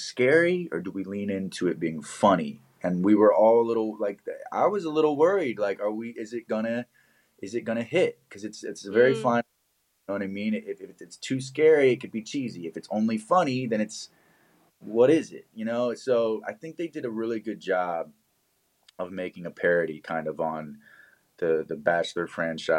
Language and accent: English; Richmond, Virginia, United States; moved away as an adult; now in Los Angeles, United States; Richmond, Virginia, which is where I went to high school.